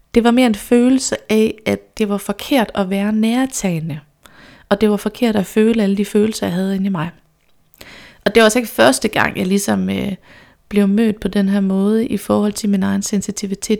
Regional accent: Randers, Central Denmark Region, Denmark; Jeg kommer fra Randers

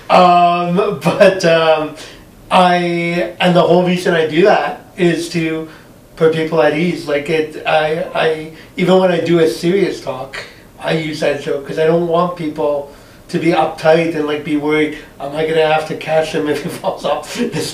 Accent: Montreal, Quebec, Canada; now in Ottawa, Canada; Uh, no, so I, I came from Montreal.

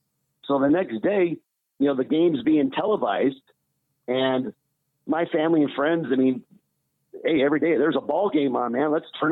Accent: Los Angeles, California, United States; the Olympics were in LA, you know, so I'm there in my hometown.

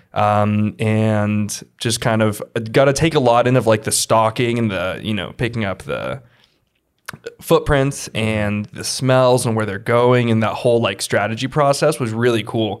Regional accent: Sun Valley, Idaho, United States; I was born and raised in Sun Valley

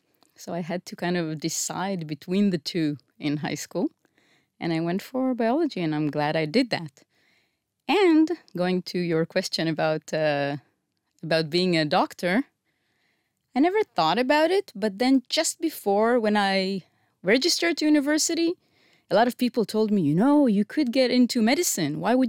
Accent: Israel; Okay. I grew up in Estiona.

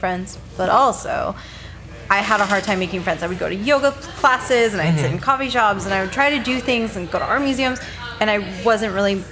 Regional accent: Arizona, United States; moved away; also born or lived in Seattle; I'm from Arizona

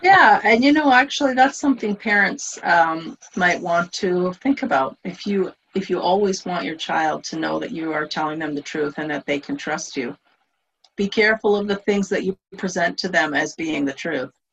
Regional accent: Canada; I'm Canadian, so I grew up in Canada

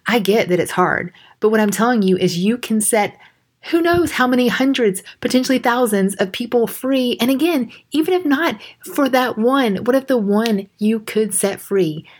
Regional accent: Georgia, United States; accent: country; I grew up in Georgia

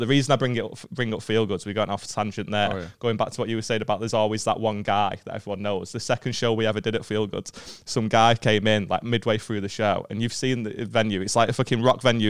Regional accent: Stockport, North West England, United Kingdom; I'm from Stockport.

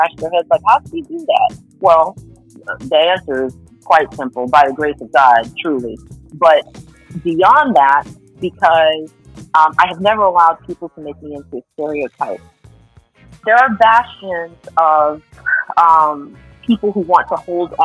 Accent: Puerto Rico; I was born on the island of Puerto Rico in San Dulce

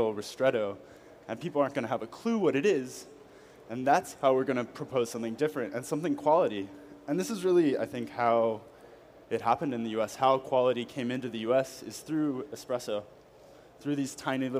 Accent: United States; moved away as an adult; now in Paris, France; I am an American living in Paris. I've been there almost 3 years now

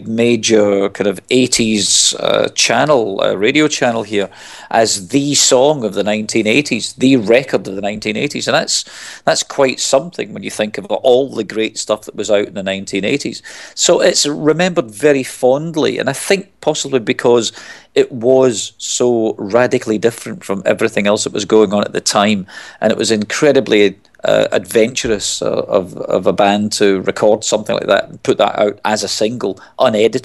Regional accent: Glasgow, Scotland, United Kingdom; moved away; I'm originally from Glasgow. I mean, I moved away from there a long time ago, but I go back an awful lot. I still consider it home.

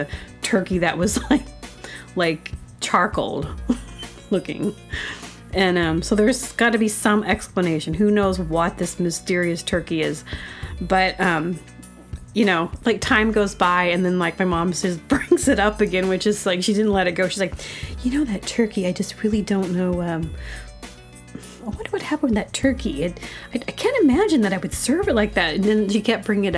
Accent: Booneville, Arkansas, United States; I'm from Boonville, Arkansas

